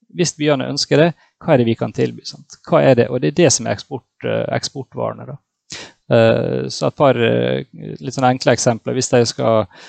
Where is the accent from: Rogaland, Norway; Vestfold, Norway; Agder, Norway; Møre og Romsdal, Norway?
Møre og Romsdal, Norway; Ålesund; Jeg kommer jo fra Ålesund, som noen kanskje hører, og her er vi glad i ferger